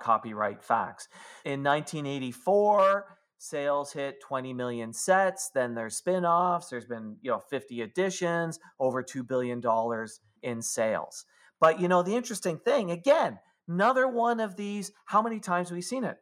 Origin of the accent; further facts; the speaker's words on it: Canada; I'm a Canadian.